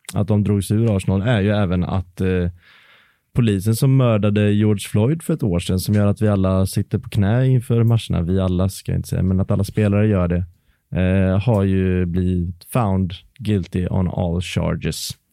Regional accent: Varberg, Halland County, Sweden; min hemma i Varberg

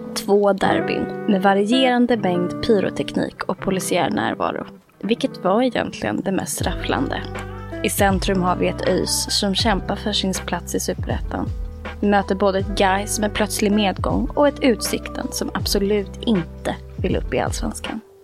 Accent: Stockholm, Stockholm County, Sweden; jag är från Stockholm. Eh, som man kanske hör tyvärr.

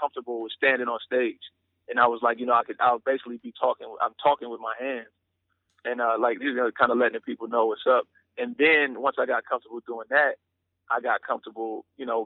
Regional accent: Pontiac, Michigan, United States; I'm a kid from the outskirts of Detroit, Michigan. I'm actually from I'm from Pontiac, Michigan

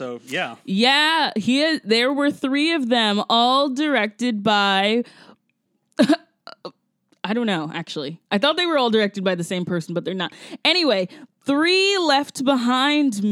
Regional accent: Augusta, Georgia, United States; my hometown of Augusta, Georgia

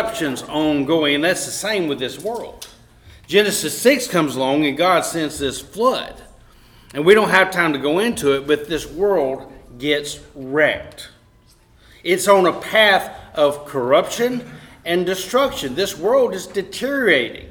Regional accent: Cullman, Alabama, United States; also born or lived in Vinemont, Alabama; Heather and I were raised in Coleman, Alabama, and Vinemont, and places, and we enjoyed growing up.

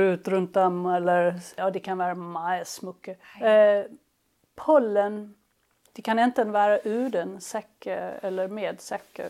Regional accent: Helsingborg, Skåne, Sweden; moved away; also born or lived in Lund, Sweden; jag kommer från Helsingborg och eh, där jag växte upp

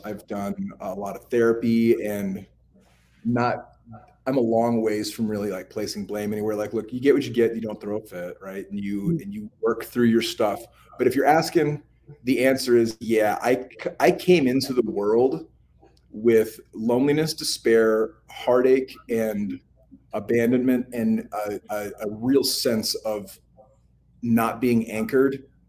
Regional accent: Clinton, Missouri, United States; born there; So I'm a product of alcoholism and the foster system. Mm-hmm. I was born in the Sticks, a place called Clinton, Missouri.

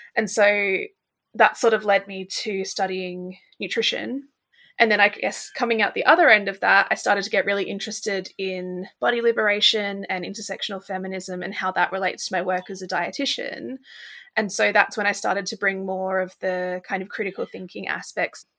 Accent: Australia; now in United Kingdom; I live in the U K, but I'm originally from Australia

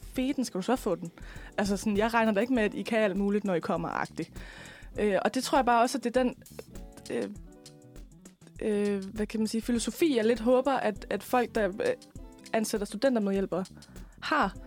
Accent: West Jutland, Central Denmark Region, Denmark; moved away as an adult; now in Frederiksberg, Denmark; og så kommer jeg fra Slemvi i Vestjylland.

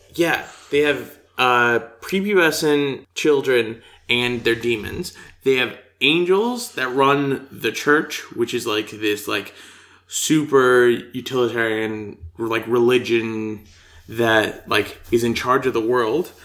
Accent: United States; I'm from the United States

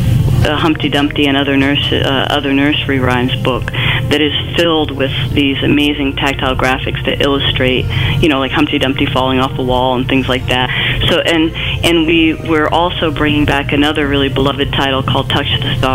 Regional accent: Maine, United States; also born or lived in Boston; I was born and raised in Maine

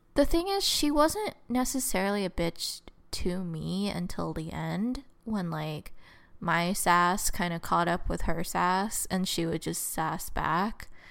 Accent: Southern California, United States; I was from, I'm from Southern California

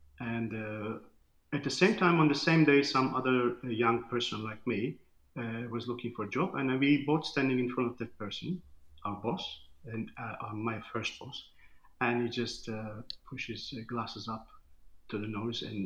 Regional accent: Istanbul, Turkey; English is a second language; now in Gold Coast, Australia; I'm originally from Turkey, Istanbul

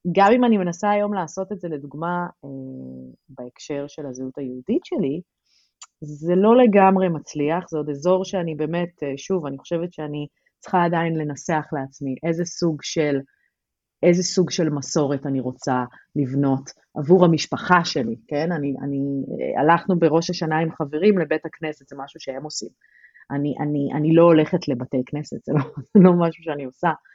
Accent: Tel Aviv-Yafo, Tel Aviv District, Israel; moved away as an adult; אני גדלתי ביפו

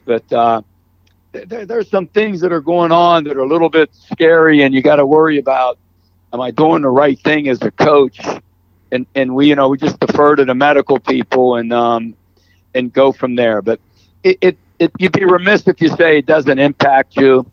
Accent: Ohio, United States; moved away; I grew up in Ohio

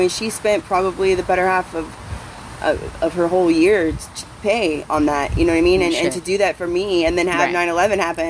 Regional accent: Ohio, United States; now in Austin, United States; I'm from Podunk, Ohio

